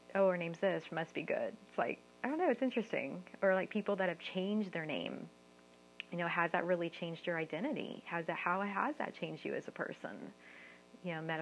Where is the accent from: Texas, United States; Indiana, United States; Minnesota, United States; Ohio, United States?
Texas, United States; San Antonio; moved away as an adult; also born or lived in Austin, Texas / Bay Area, California; I'm from San Antonio and Austin, so it was my work both in San Antonio and Austin